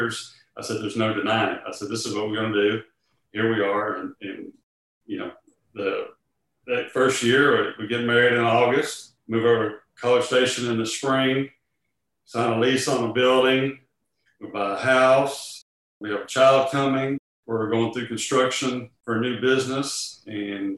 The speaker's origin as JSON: {"language": "English", "town": "Houston", "region": "Texas", "country": "United States", "tie": "born or raised there", "said": "we're growing up in Houston."}